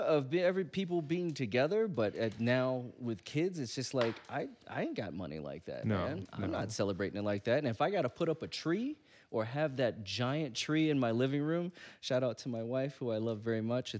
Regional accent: the South, United States; And I'm from the South.

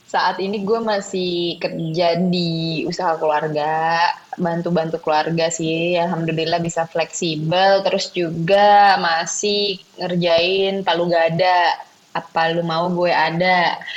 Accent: Jakarta, Indonesia; Ya pokoknya dari kecil sampai gede gue di Jakarta cuma pernah ke beberapa kota ya udah terus salah satunya pernah ke Australia

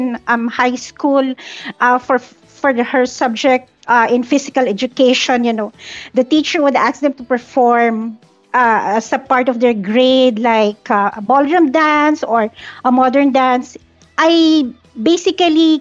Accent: Manila, Metro Manila, Philippines; So I am from the Philippines. Specifically, I'm from the southern part of Manila

